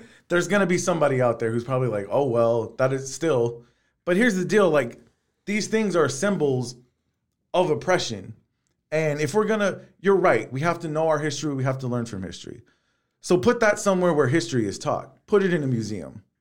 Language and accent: English; Texas City, Texas, United States; I grew up on Jacques Boudin in Texas City